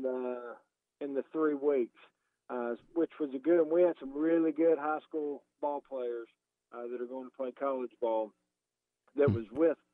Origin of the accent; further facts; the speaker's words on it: Hendersonville, Tennessee, United States; I grew up in a town just north of Nashville, born and raised, still live there today in Hendersonville, Tennessee.